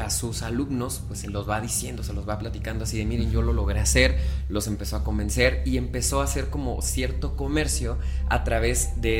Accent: Mexico; ustedes saben que yo soy bien mexicano.

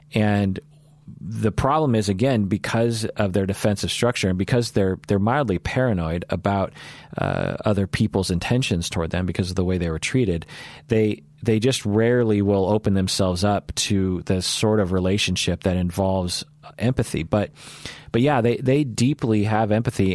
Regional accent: United States; I'm Asian American.

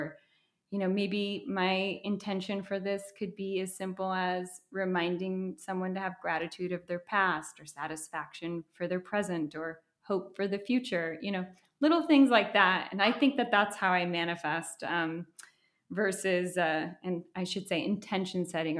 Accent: Minnesota, United States; also born or lived in Boca Raton, United States; And so I was born in Florida, in Boca Raton. I'm Colombian. My whole paternal side of my family lives in Colombia. But my parents got a divorce when I was 18 months old. And so my mom moved back to live with her sister in Minnesota.

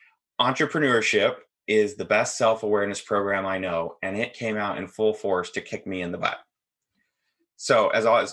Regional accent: Seattle, Washington, United States; I'm from Washington State, kind of the North Seattle

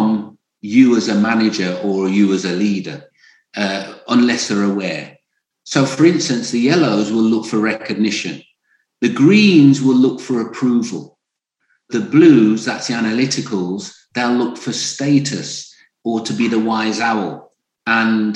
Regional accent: Birmingham, West Midlands, United Kingdom; I grew up in Birmingham

